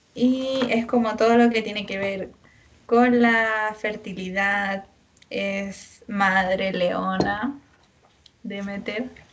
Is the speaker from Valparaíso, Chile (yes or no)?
yes; San Felipe, Valparaíso, Chile; nosotros somos de la quinta región, yo de San Felipe